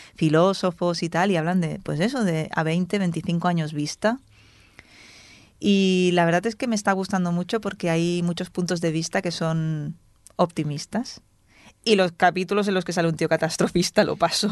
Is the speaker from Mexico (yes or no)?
no; Spain